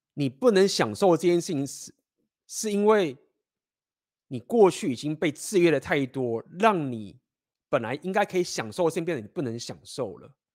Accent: Taiwan; moved away; 我们都台湾人

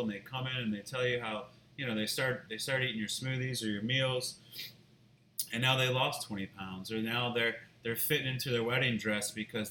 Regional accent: Mandeville, Louisiana, United States; I moved back home to my hometown in Mandeville

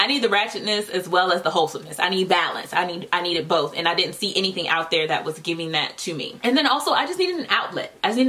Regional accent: Virginia, United States; also born or lived in North Carolina; We were a military family, although we didn't have to move around too much. We moved from North Carolina to Virginia, and that's where we stayed.

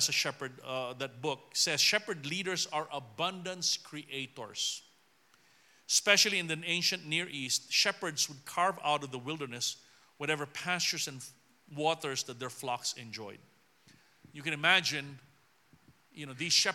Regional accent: Philippines; I'm just someone from the Philippines

